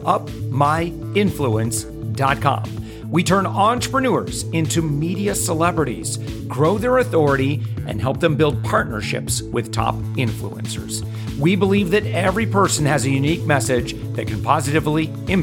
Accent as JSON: {"language": "English", "town": "Plainwell", "region": "Michigan", "country": "United States", "said": "Technically north of Kalamazoo. So a little town called Plainwell"}